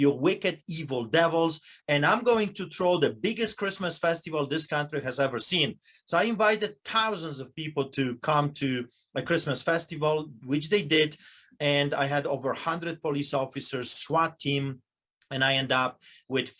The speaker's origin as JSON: {"language": "English", "country": "Poland", "tie": "born or raised there", "moved": "yes", "lives_now": "Canada", "said": "I'm a Polish immigrant. I grew up under propaganda"}